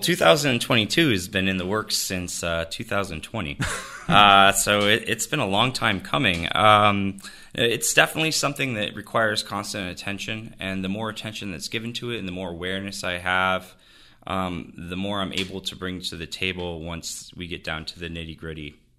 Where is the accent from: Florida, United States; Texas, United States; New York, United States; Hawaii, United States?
New York, United States; Jamestown; moved away; I'm from Jamestown. My family's from here. We've been here forever